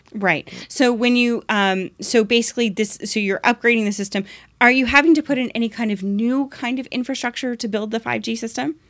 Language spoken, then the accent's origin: English; Oshawa, Ontario, Canada; I'm from Oshawa.